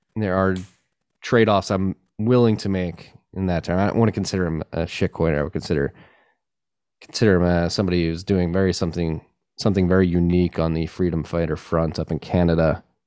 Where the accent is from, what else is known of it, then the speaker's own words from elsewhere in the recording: Pennsylvania, United States; my home state as well